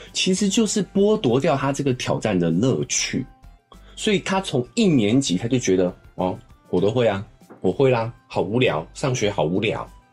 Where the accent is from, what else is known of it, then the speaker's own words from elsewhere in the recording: Taiwan; 我们台湾人